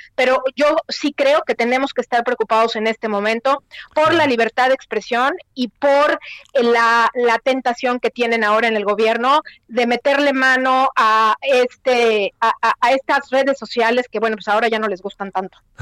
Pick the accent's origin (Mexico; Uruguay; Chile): Mexico; moved away as an adult